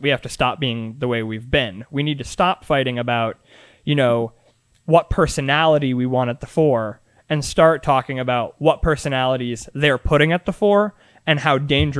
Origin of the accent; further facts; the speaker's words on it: Massachusetts, United States; I went to school in Massachusetts. This is, you know, one of the top three most progressive states in the country.